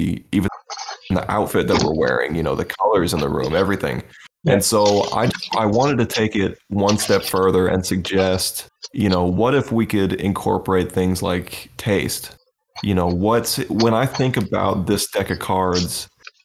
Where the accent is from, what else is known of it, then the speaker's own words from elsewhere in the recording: St. Joseph, Missouri, United States; now in Springfield, United States; I live in Springfield, Missouri now. I come from St. Joseph, Missouri.